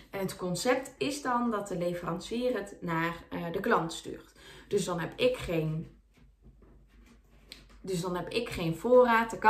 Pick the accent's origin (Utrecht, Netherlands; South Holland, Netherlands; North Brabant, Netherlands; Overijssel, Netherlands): North Brabant, Netherlands; ik kom uit Brabant